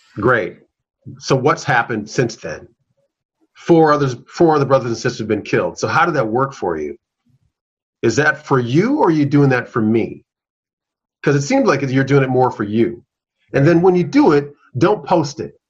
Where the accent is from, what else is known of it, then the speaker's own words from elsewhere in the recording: Minneapolis, Minnesota, United States; I'm a South Minneapolis native. I was born and raised in South Minneapolis.